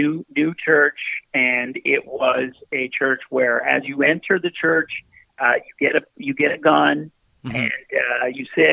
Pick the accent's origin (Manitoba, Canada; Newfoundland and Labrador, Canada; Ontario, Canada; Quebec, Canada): Newfoundland and Labrador, Canada; I grew up in Newfoundland